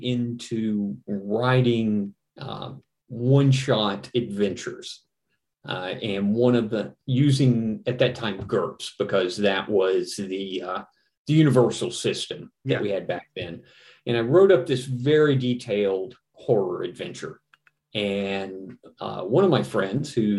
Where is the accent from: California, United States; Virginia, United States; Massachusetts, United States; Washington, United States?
Virginia, United States; came back to my home state, Virginia